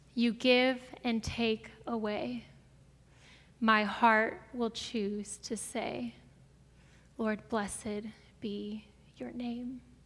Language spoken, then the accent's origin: English; Brea, California, United States; also born or lived in Springfield, Missouri; I grew up here in Brea. My parents moved to Brea when I was two years old